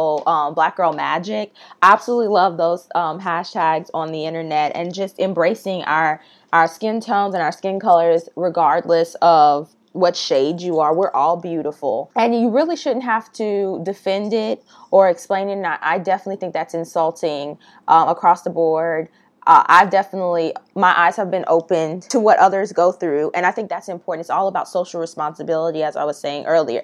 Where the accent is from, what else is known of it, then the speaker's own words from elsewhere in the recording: the South, United States; Growing up in the South